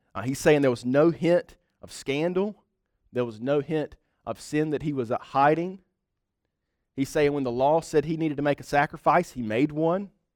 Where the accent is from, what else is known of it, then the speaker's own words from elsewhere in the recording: United States; we are white, uh, middle class, and from the United States of America